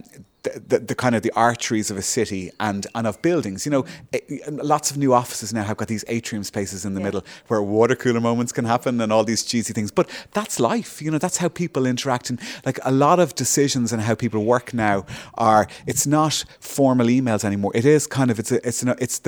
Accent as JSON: {"language": "English", "country": "Ireland", "tie": "born or raised there", "said": "growing up in Malaga, when I was in college, you'd come home"}